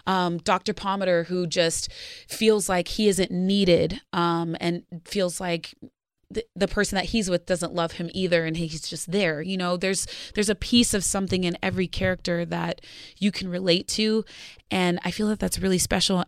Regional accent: Arizona, United States; now in Los Angeles, United States; I grew up in Arizona

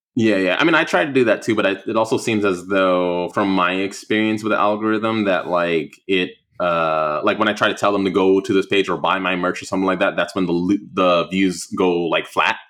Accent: Oceanside, California, United States; moved away; also born or lived in Prince George's County, Maryland; I grew up in Ocean City in Oceanside, California

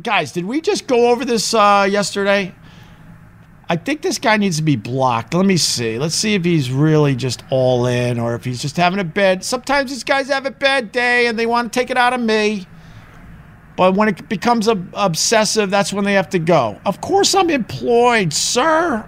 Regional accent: Long Island, New York, United States; I'm from Long Island.

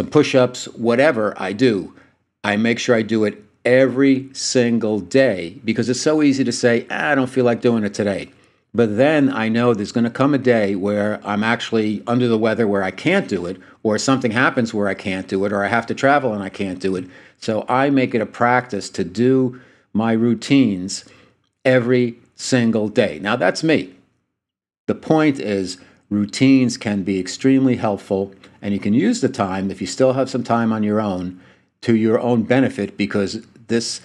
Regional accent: United States; also born or lived in New Jersey / New York; now in San Diego, United States; back east where I grew up in New Jersey and New York

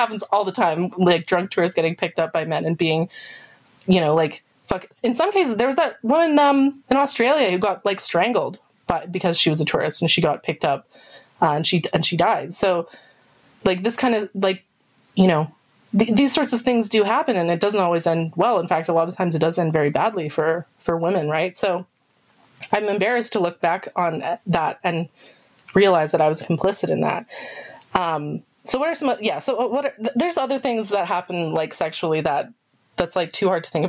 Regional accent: Canada; I'm not American, I'm Canadian

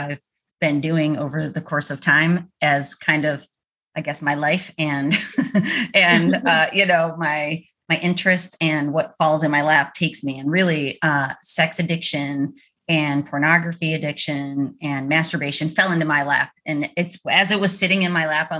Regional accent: Orchard Park, New York, United States; now in Chapel Hill, United States; I'm from Buffalo too

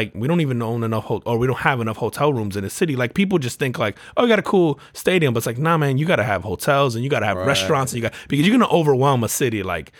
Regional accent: Northeast, United States; I grew up in the Northeast.

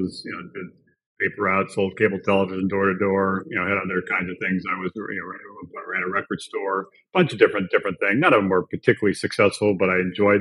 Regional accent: Hawaii, United States; I was born and raised in Hawaii

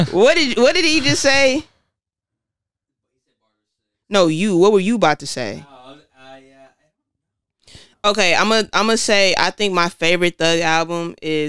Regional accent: Detroit, Michigan, United States; also born or lived in Southfield, Michigan; I was born in Detroit. My mom was a single mother, so I was raised between her and my grandmother on Grand. That's Dexter. So I was bounced around between there and Southfield a lot. I just never went to DPS schools.

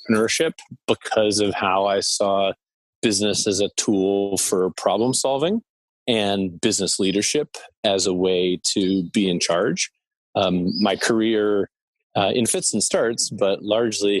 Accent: Summit, New Jersey, United States; moved away as an adult; also born or lived in New York City / Rhode Island / Boston; I grew up in Summit, New Jersey. I was born in New York City

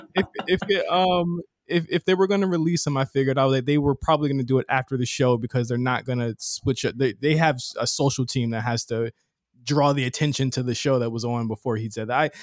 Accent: Virginia, United States; I'm from, uh, Virginia

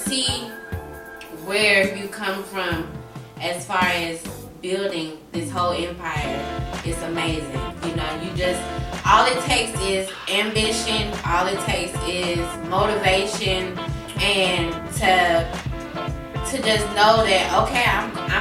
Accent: Atlanta, Georgia, United States; also born or lived in Oxnard, California / New Orleans, Louisiana; I moved to Atlanta when I was about 3 or 4 years old. So for the most part, I've been here since that time

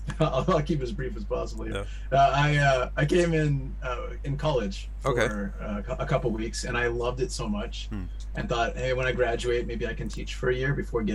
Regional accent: San Diego, California, United States; moved away as an adult; now in Japan; I'm from San Diego, California, in the U.S., and for 13 years, and loving it.

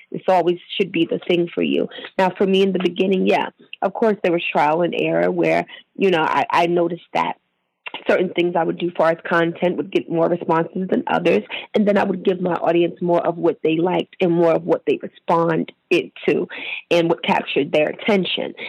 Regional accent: Maryland, United States; I'm from Maryland

